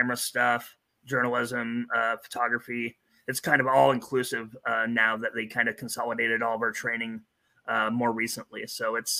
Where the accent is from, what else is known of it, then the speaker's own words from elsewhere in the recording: Newton, Iowa, United States; I grew up in Newton